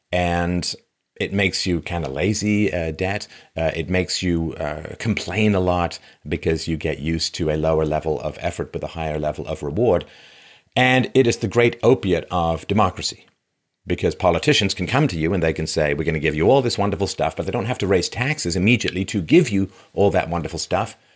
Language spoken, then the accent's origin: English; London, United Kingdom; now in Canada; I came from London, England, but there's a lot of class stratification.